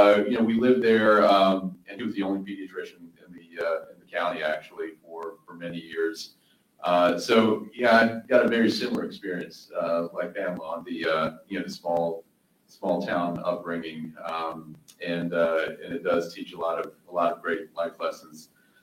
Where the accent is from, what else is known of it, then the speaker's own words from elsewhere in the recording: Hamlet, North Carolina, United States; also born or lived in Iran / New York; a small rural town in North Carolina called Hamlet, North Carolina, which is where we moved, which is about 2 hours, 2.5 hours from Charlotte, the east. And we moved to this small rural town, family of Persians